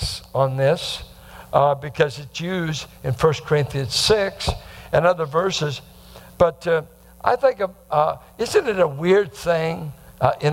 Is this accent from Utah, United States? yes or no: no; Bay Area, California, United States; growing up in the Bay Area